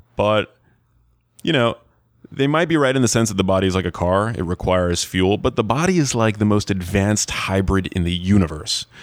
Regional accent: New York, United States; I grew up in New York, and when I went to high school

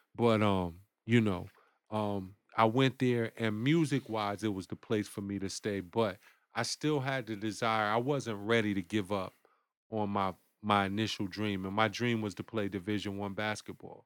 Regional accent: Bridgeport, Connecticut, United States; born or raised there; also born or lived in Winston-Salem, North Carolina / Durham, North Carolina

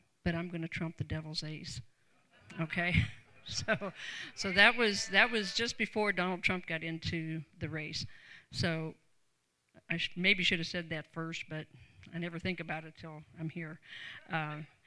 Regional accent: Canton, Ohio, United States; I grew up in Canton, Ohio, home to the Pro Football Hall of Fame

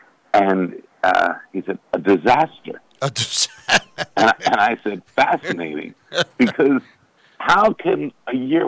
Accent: Baltimore, Maryland, United States; now in Boston, United States; I'm born and raised in Baltimore.

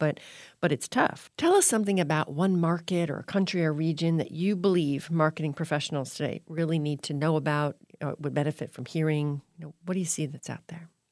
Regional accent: Florida, United States; now in New England, United States; I live in New England, and so, but I grew up in Florida

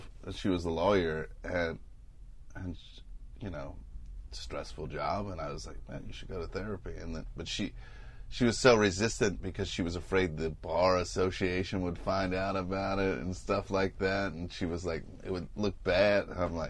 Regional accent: Midwest, United States; So you said you go to therapy, but you're from Iowa, and I'm from the Midwest as well.

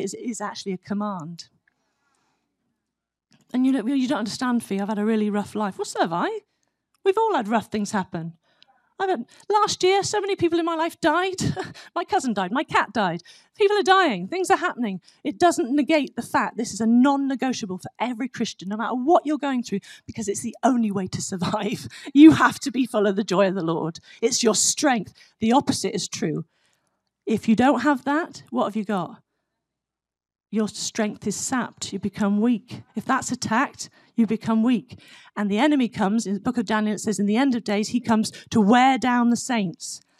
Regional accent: United Kingdom; now in United States; I'm a British citizen

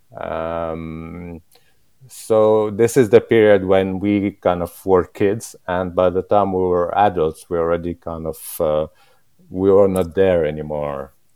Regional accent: Jerusalem, Palestine; English is a second language; moved away as an adult; now in London, United Kingdom; I'm Palestinian. I'm from Jerusalem

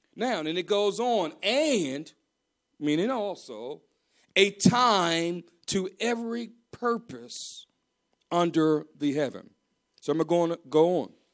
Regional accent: Maryland, United States; I'm from Maryland

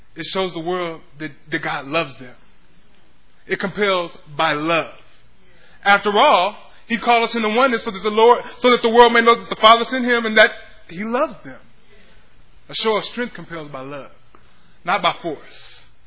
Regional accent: Pflugerville, Texas, United States; I grew up in Pflugerville

